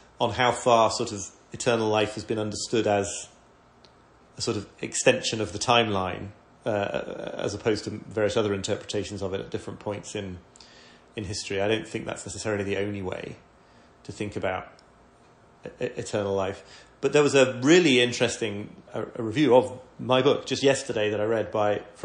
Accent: York, Yorkshire and the Humber, United Kingdom; I come from York

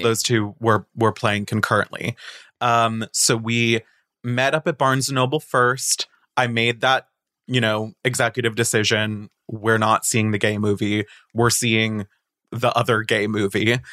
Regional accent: Boca Raton, Florida, United States; moved away; I'm from Boca Raton

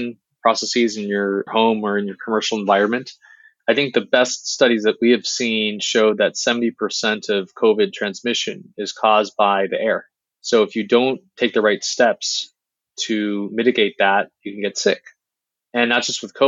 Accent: Beijing, China; moved away; I was born in Beijing

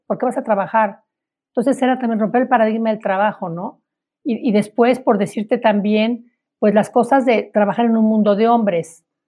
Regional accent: Mexico

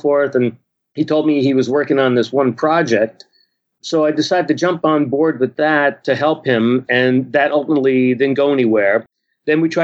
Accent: New Jersey, United States; moved away as an adult; also born or lived in Montreal, Canada; now in Vancouver, Canada; I live in Canada, but I grew up here in New Jersey

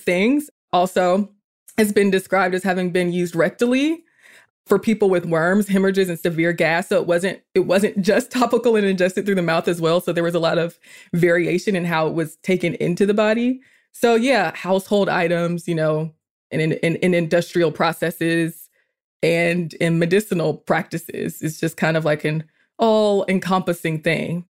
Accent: Atlanta, Georgia, United States; also born or lived in South Carolina; I was born in South Carolina, raised in Georgia, so I'm a very Southern girl

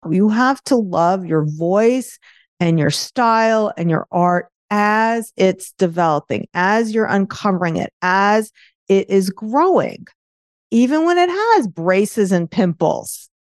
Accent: New York, United States; accent: New York; my New York accent

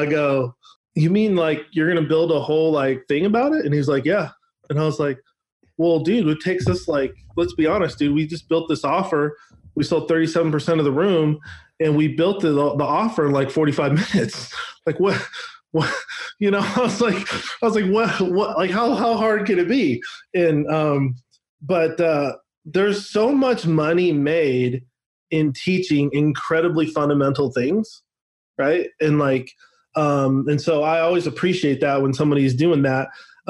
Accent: Northwest, United States; Yeah, but like I grew up in the Northwest, so I grew up like literally watching the Bill Gates story unfold.

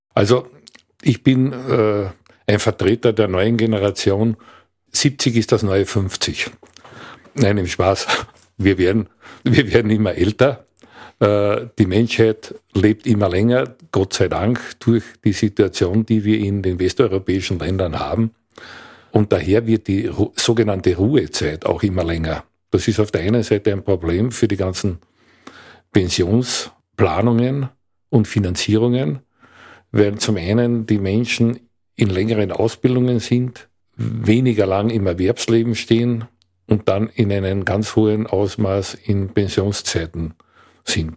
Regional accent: Villach, Carinthia, Austria; also born or lived in Klagenfurt / Graz; Ich komme aus Kärnten, aus Villach konkret

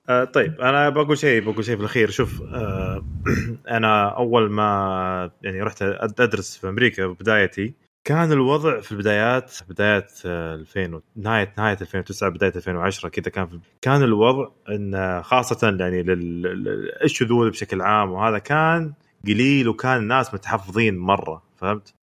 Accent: Saudi Arabia; حنا يا سعوديين

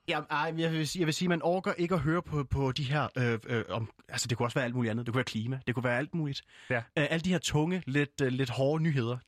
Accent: Fredericia, Southern Denmark, Denmark; jeg er jo øh, født og opvokset i Fredericia

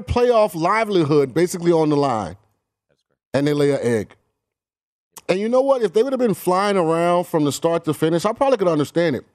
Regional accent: St. Petersburg, Florida, United States; I'm from St. Pete

